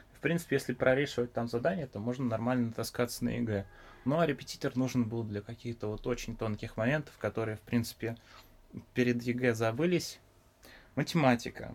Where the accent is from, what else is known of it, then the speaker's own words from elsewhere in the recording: Biysk, Altai Krai, Russia; moved away; Да, я из города Бийска. Это в Алтайском крае